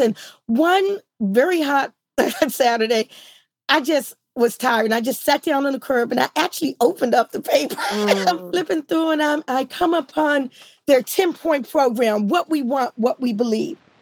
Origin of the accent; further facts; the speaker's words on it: Washington, District of Columbia, United States; I grew up in DC